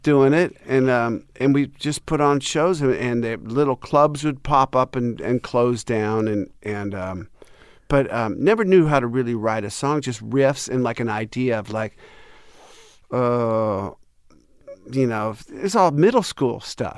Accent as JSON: {"language": "English", "country": "United States", "said": "I'm American"}